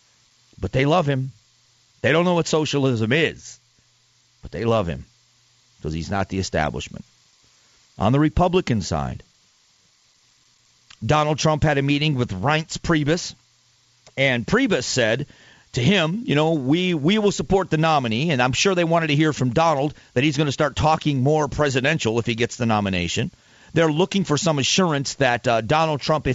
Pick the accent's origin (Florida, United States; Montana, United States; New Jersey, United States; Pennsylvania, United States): Florida, United States; moved away as an adult; now in Arizona, United States; I grew up in Florida, where the Cuban, the Mariel Cuban boat lifts happened